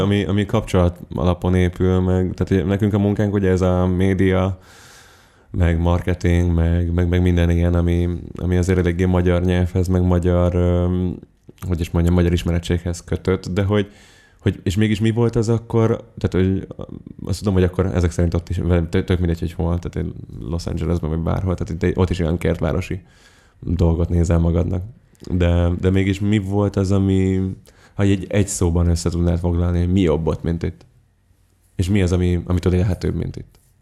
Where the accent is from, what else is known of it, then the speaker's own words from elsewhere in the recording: Budapest, Hungary; én az a tipikus tőzsgyekres pesti vagyok, aki a, aki a belvárosból nem hajlandó kitenni a lábát